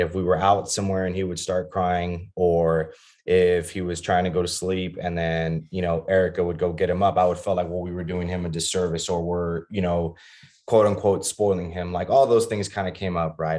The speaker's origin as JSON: {"language": "English", "town": "Laredo", "region": "Texas", "country": "United States", "tie": "born or raised there", "also_born_or_lived": "Austin, Texas", "said": "I grew up in Laredo, Texas, which is a border town, um, about two hours south of San Antonio"}